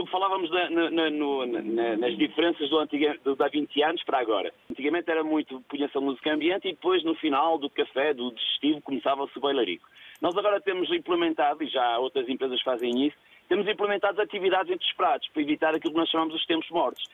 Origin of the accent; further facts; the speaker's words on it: Felgueiras, Norte, Portugal; sou da zona da Lixa, Felgueiras